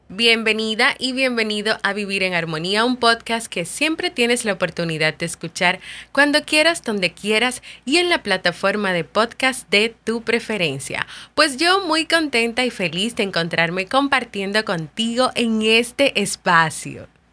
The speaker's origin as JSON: {"language": "Spanish", "country": "Dominican Republic", "said": "aquí en mi país, República Dominicana"}